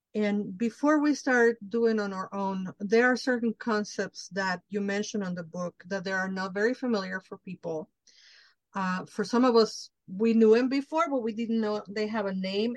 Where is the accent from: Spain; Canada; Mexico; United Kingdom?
Mexico; Mexico City; I'm Mexican from Mexico. I grew up in Mexico City